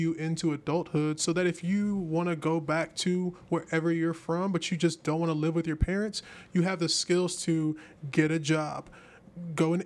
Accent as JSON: {"language": "English", "region": "the South", "country": "United States", "said": "I'm from the South"}